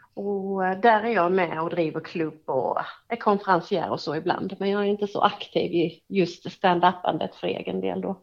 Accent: Hässleholm, Skåne, Sweden; Det är min hemstad.

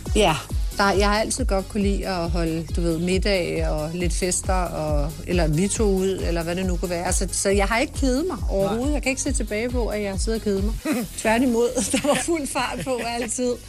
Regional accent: Sorø, Zealand, Denmark; also born or lived in Nørrebro, Copenhagen / Holbæk / Tølløse / United States; jeg er faktisk opvokset ved at sige, de fleste af mine år i Sorø

